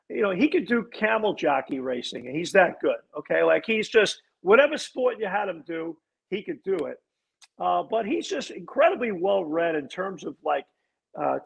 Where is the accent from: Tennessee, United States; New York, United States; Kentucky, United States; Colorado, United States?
New York, United States; now in Niagara-on-the-Lake, Canada; I grew up in New York